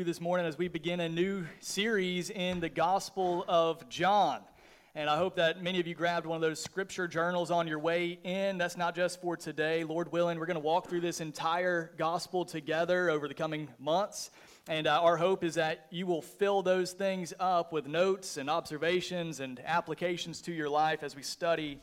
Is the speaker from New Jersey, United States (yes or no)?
no; just south of Atlanta, Georgia, United States; I grew up just south of the city of Atlanta, Georgia